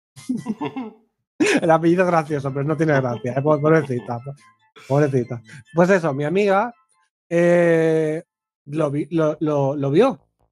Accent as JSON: {"language": "Spanish", "region": "Catalonia", "country": "Spain", "said": "yo me siento famoso en mi pueblo"}